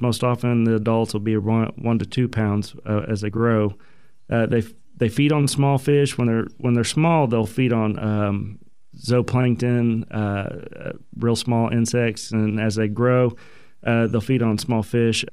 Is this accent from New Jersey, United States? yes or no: no; Broken Arrow, Oklahoma, United States; I grew up in Oklahoma, uh, graduated Broken Arrow High School